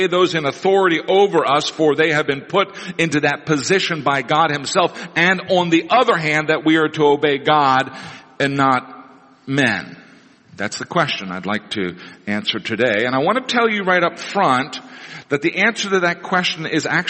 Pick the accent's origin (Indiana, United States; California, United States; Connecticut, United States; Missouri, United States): Missouri, United States; Neosho; when I was a kid growing up in Neosho, Missouri